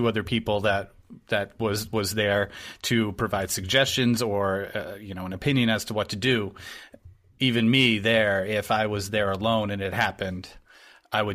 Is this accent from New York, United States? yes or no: no; New Hampshire, United States; I grew up in New Hampshire